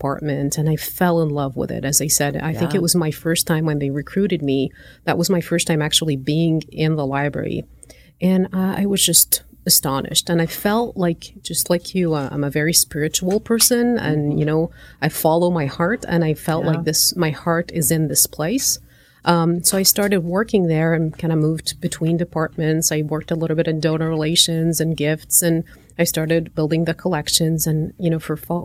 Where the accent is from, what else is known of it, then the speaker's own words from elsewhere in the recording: Alexandria, Alexandria Governorate, Egypt; moved away as an adult; also born or lived in Gulf area / East Coast of the United States; now in United States; I was born in Alexandria, Egypt. And I spent most of my life in that part of the world between, you know, the Gulf area where my dad used to work as an engineer, went back to Egypt for high school and college